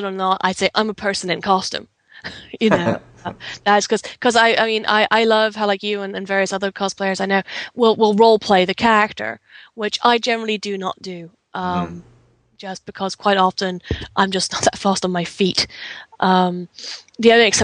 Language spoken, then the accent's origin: English; England, United Kingdom; being English